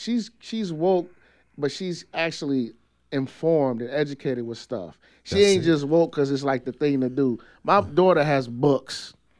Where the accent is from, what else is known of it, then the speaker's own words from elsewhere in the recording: Chicago, Illinois, United States; I told them I'm from Chicago.